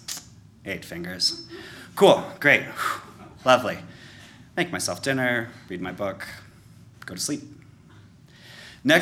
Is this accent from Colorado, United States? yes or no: yes; Colorado, United States; also born or lived in New Orleans, Louisiana; I grew up in Colorado